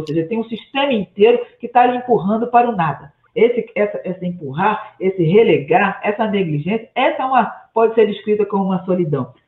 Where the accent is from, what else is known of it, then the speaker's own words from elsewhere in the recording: Brazil; onde eu nasci, no Morro dos Cabritos